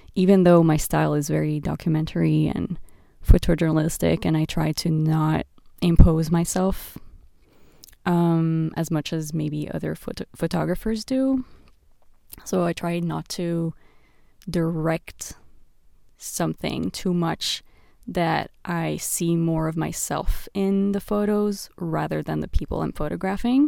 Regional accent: Beirut, Beirut Governorate, Lebanon; the streets of Beirut, where I grew up

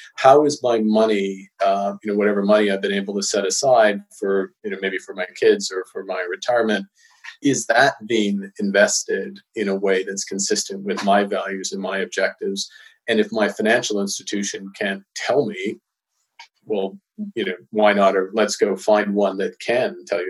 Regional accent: Edmonton, Alberta, Canada; growing up in Edmonton

